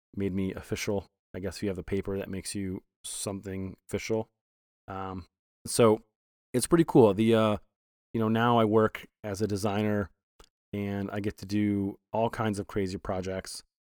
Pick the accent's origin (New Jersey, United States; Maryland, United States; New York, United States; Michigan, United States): Michigan, United States; Flint; moved away; I was born in Flint